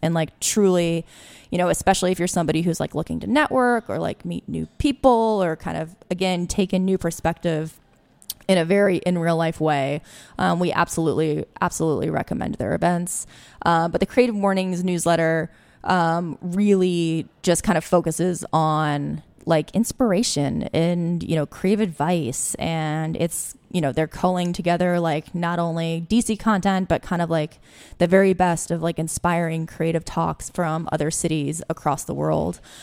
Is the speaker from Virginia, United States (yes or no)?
yes; Alexandria, Virginia, United States; also born or lived in Washington, D.C.; I grew up actually in Alexandria